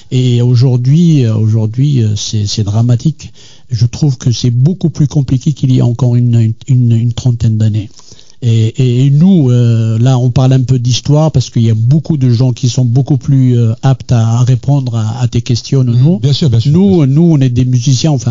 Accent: Algiers, Algiers Province, Algeria; born there; first language Kabyle; Je suis né à Alger. J'ai toujours euh, parlé kabyle, l'arabe, ce qu'on appelle dialectal, mhm. l'algérien, quoi.

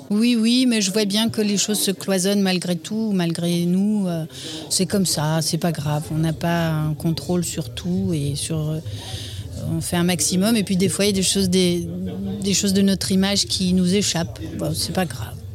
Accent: Namur, Wallonia, Belgium; Je suis née à Namur et j'ai grandi à Namur

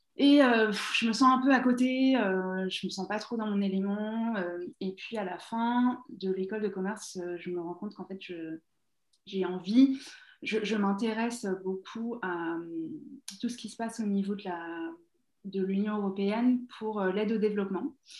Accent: Essonne, Île-de-France, France; moved away as an adult; now in Toronto, Canada; j'ai grandi en Essonne

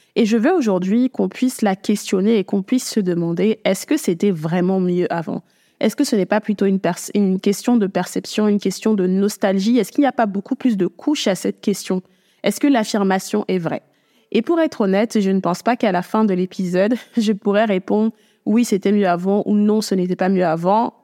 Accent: Cameroon; j'ai grandi au Cameroun depuis que je suis toute petite.

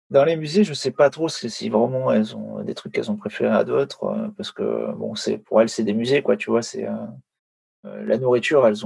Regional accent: France; franchement Paris c'est ma ville préférée, mais mais c'est vrai que ça, ça, fait ça fait mal au cœur en tant que Français de, de, dire ça et de voir ça

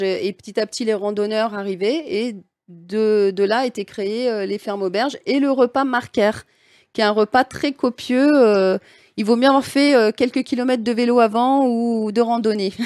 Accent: Lyon, Auvergne-Rhône-Alpes, France; moved away as an adult; now in Alsace, France; je suis lyonnaise au départ

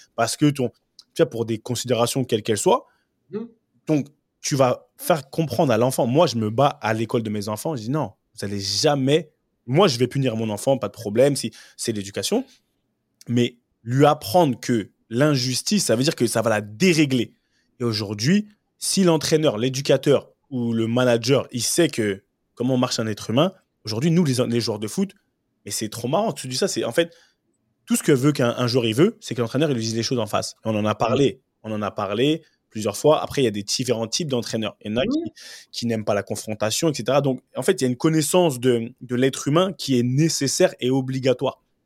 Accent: Cameroon; en tant que bon Camerounais

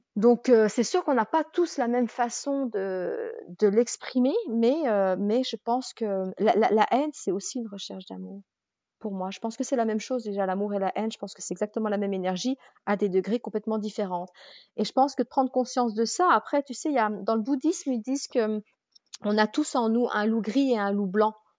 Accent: Jura, Bourgogne-Franche-Comté, France; moved away as an adult; je suis jurassienne

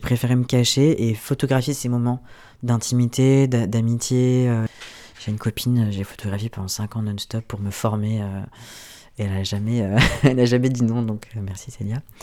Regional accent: Ardèche, Auvergne-Rhône-Alpes, France; moved away as an adult; also born or lived in Belgium; Je suis née en Ardèche, j'ai grandi dans une petite ville

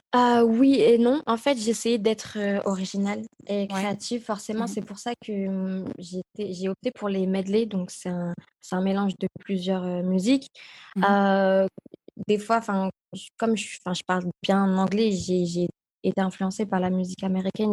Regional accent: Roubaix, Hauts-de-France, France; also born or lived in Los Angeles; je viens de Roubaix en plus, je suis pas de Paris

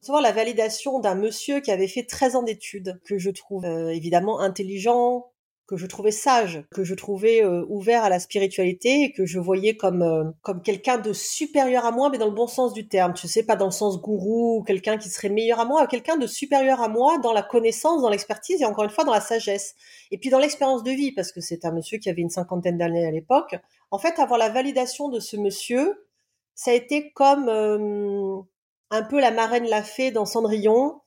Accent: Réunion, France; also born or lived in south of France; Je suis native du sud de la France. Ensuite, j'ai grandi à l'île de la Réunion

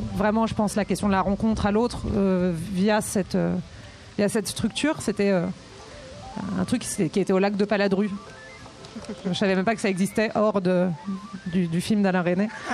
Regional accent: Brittany, France; moved away; also born or lived in Grenoble; je suis bretonne

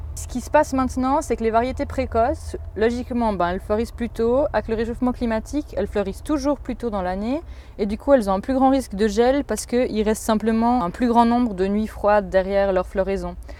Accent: Saillon, Valais, Switzerland; j'ai grandi à Saillon

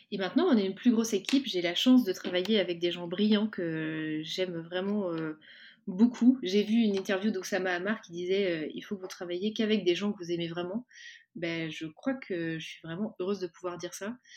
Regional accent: Cholet, Pays de la Loire, France; je suis originaire de l'ouest de la France, originaire de, Cholet

